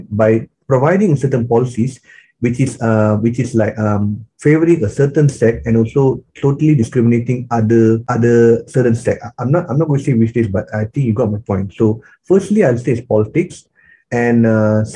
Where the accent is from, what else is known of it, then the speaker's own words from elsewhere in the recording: Malaysia; growing up in Malaysia, being an Indian here, we are Indians are minority here